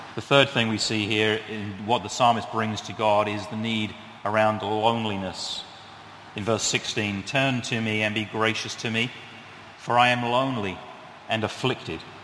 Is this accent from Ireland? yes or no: no; United Kingdom; now in New England, United States; I am British